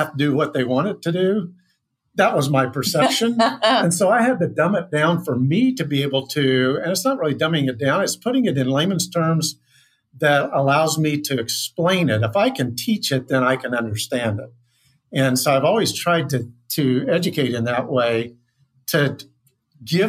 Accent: Kansas, United States; I grew up in Kansas

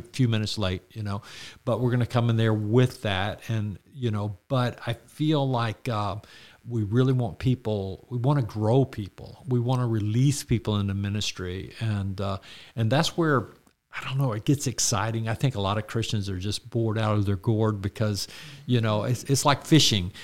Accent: Florida, United States; now in Georgia, United States; growing up in Florida

